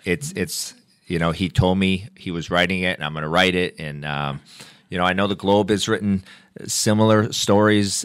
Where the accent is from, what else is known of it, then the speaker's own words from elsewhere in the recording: Gardner, Massachusetts, United States; I grew up in Gardner, and there's a diner there called the Blue Moon Diner